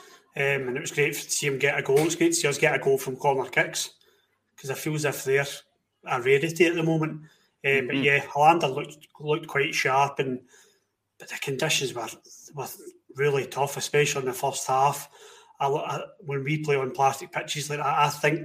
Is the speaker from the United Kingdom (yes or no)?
yes; Scotland, United Kingdom; We're Scottish, we're British.